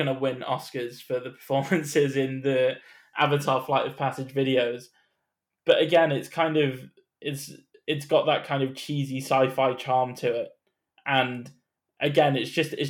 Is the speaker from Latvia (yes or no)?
no; United Kingdom; as a British person